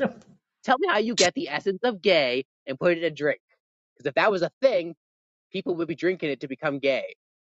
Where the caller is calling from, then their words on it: Canada; I'm talking from Canada.